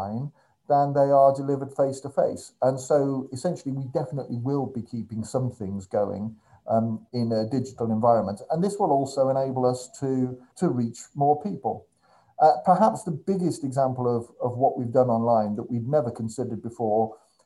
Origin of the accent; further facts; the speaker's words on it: Birmingham, West Midlands, United Kingdom; now in Northampton, United Kingdom; I'm originally from Birmingham.